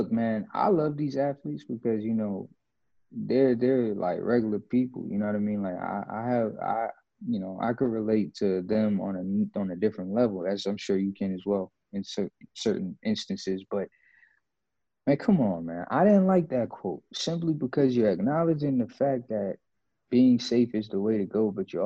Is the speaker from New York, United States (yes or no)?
yes; New York, United States; I'm from Brooklyn